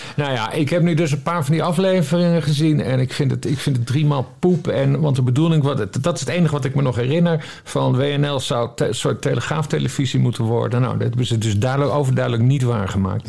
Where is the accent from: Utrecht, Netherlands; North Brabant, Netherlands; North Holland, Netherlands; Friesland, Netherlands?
Friesland, Netherlands; een Fries net zoals ik